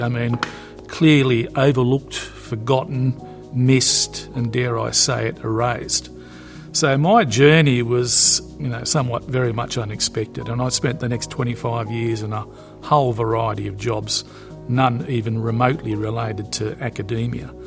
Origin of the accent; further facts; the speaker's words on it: Newcastle, New South Wales, Australia; I grew up on Broadmeadow Racecourse